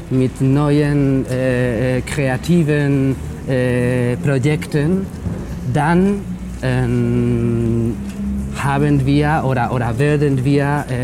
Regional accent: Extremadura, Spain; Ich komme eigentlich aus Extremadura.

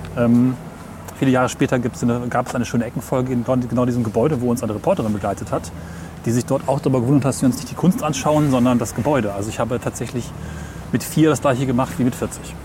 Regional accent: Hessisch Oldendorf, Lower Saxony, Germany; moved away as an adult; now in Göttingen, Germany; wo ich aufgewachsen bin, Hessisch-Ollendorf, Fuhlen und Hameln, an der Weser

